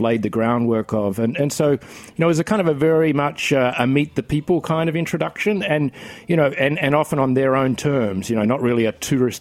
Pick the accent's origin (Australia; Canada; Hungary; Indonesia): Australia; now in New York City, United States; I'm from Australia.